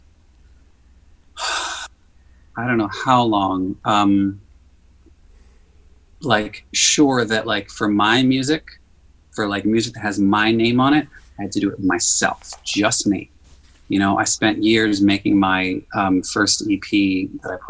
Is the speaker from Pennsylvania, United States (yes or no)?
no; New York City, New York, United States; I grew up in Queens